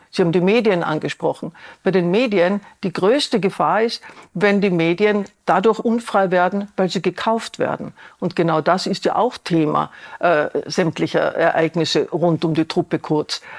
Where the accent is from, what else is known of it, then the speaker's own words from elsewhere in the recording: Vienna, Austria; Ich als Wienerin habe ein Beispiel